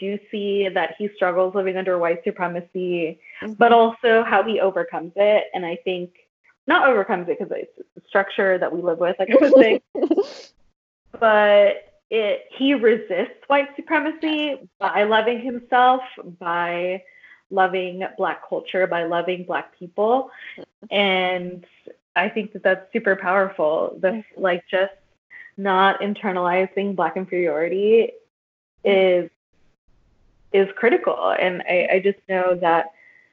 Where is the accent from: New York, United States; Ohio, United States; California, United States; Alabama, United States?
California, United States; Northern; moved away as an adult; now in Tucson, United States; I'm from Northern California. I moved to the Southwest.